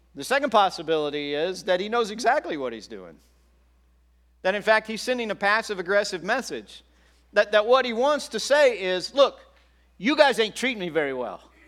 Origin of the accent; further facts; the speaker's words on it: Texas, United States; moved away as an adult; also born or lived in Oklahoma City / Kansas City; now in California, United States; I grew up i, in Texas, and then I, uh, went to college in Oklahoma City, and I went to grad school in Kansas City.